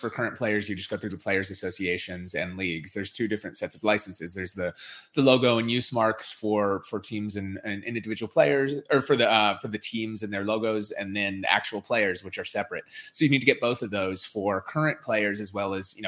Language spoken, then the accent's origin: English; Minneapolis, Minnesota, United States; I grew up in Minneapolis